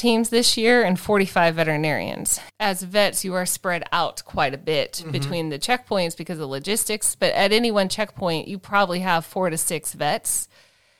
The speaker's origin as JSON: {"language": "English", "country": "United States", "said": "I'm American. I don't speak Norwegian"}